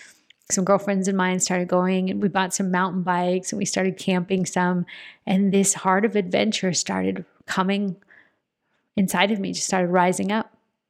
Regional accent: Phoenix, Arizona, United States; I'm a girl from Central Phoenix, Arizona, who did not grow up camping, going outdoors.

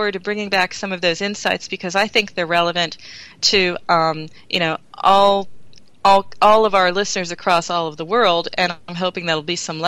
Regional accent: Pennsylvania, United States; moved away as an adult; now in Germany; Pennsylvania. My home state

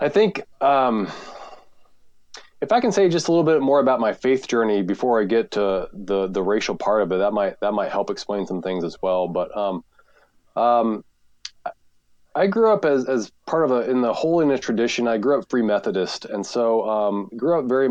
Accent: Kansas City, United States; I grew up in Kansas City, and I had the great privilege of growing up in a Christian home in Kansas City

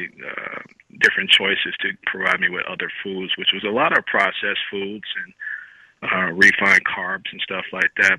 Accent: Chicago, Illinois, United States; I grew up in Chicago

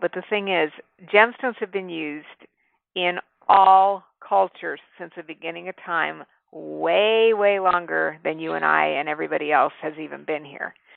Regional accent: New Mexico, United States; I grew up in New Mexico

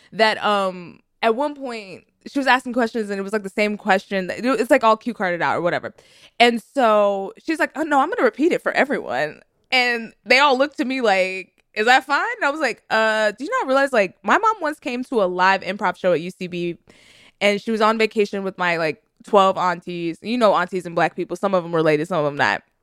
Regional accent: Texas, United States; I am from Texas. I know Beaumont.

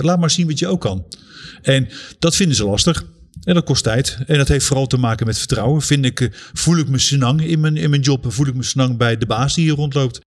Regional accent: Netherlands; moved away; we als Nederlanders

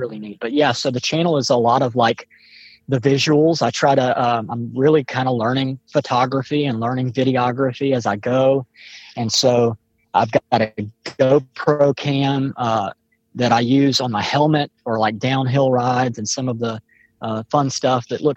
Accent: Mobile, Alabama, United States; I'm from Mobile, Alabama

